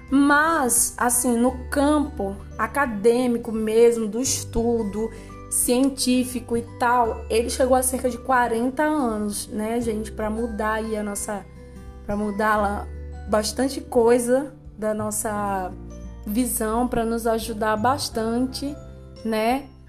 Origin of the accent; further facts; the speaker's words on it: Brazil; Nós somos brasileiros